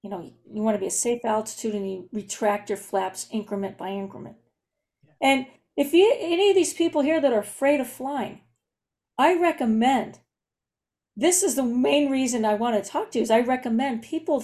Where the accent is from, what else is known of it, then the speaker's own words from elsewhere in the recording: Southern California, United States; I was born in Southern California. Was raised in Southern California, and I've only lived in the state.